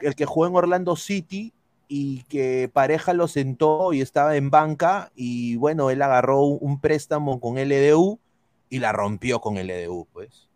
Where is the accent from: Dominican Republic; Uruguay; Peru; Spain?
Peru; moved away; como peruano, como eh, eh, periodista en el extranjero, como sudamericano